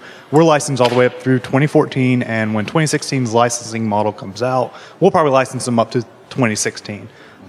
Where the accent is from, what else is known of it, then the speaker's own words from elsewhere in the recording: Knoxville, Tennessee, United States; I'm from Knoxville, Tennessee.